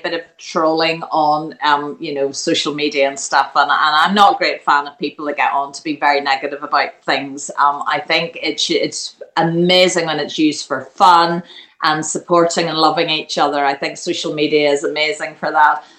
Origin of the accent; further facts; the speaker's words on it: Ireland; now in England; I love being from Ireland. I am Irish through and through